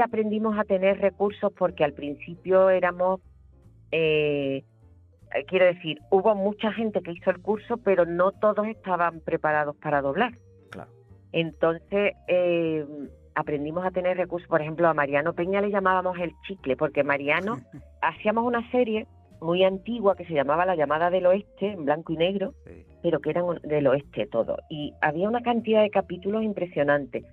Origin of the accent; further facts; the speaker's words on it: Andalusia, Spain; accent: Andalusian; no perdimos nuestro acento. Todo lo hicimos en esa compañía en andaluz.